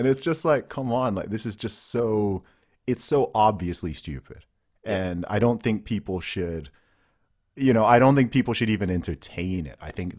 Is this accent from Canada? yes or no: no; Saudi Arabia; I grew up in Saudi Arabia or whatever.